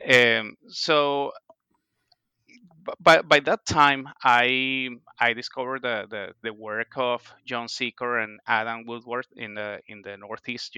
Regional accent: Venezuela; moved away as an adult; also born or lived in Ohio, United States / Boston, United States; now in Niskayuna, United States; I am originally from Venezuela

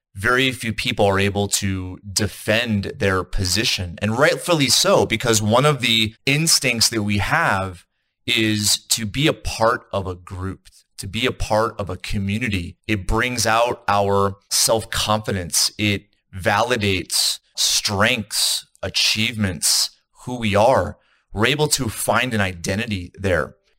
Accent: East Coast, United States; now in Salt Lake City, United States; I'm in the United States. I'm in Utah. I'm in Salt Lake City. I'm from the East Coast.

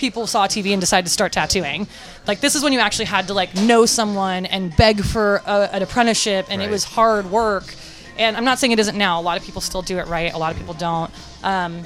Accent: San Francisco, California, United States; growing up in North Beach, there was Goldfields and there was Lyle Tuttle's

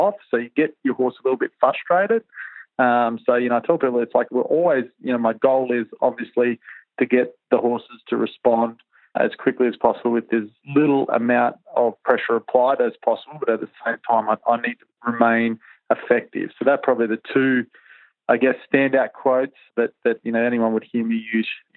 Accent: Perth, Western Australia, Australia; I was brought up in Perth, in the city.

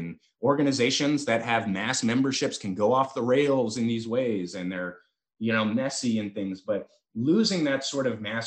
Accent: San Francisco, California, United States; I'm from San Francisco, California. Like, I am the Bay Area hyphy movement Warriors fan

